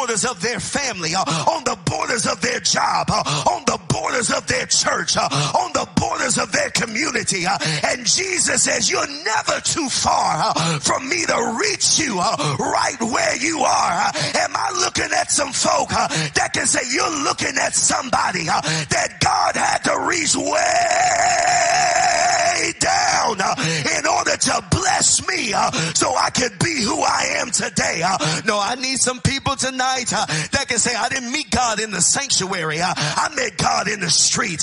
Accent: Texas, United States; I grew up in Texas

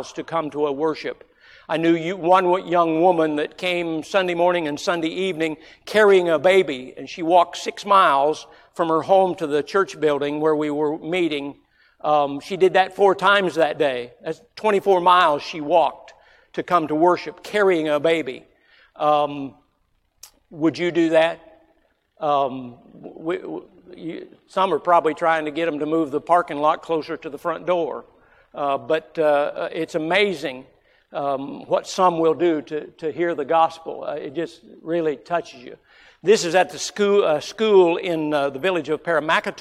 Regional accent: Florida, United States; growing up in Florida

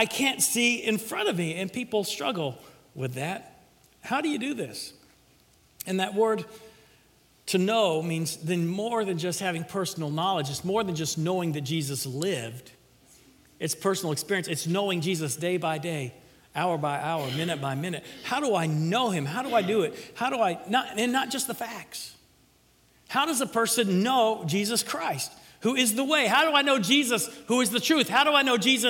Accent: Middle Tennessee, United States; now in Florida, United States; when I grew up in Middle Tennessee

